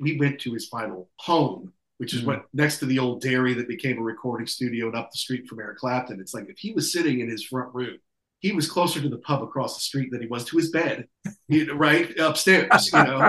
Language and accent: English; United States; I'm an American in the 21st century.